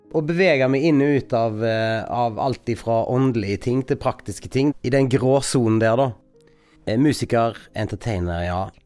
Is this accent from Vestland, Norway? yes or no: yes; Bømlo, Vestland, Norway; jeg er fra Bømlo